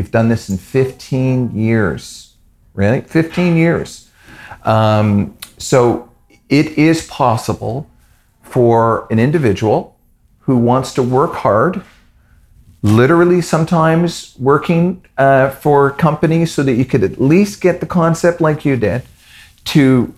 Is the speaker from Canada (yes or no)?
yes; Canada; I'm Canadian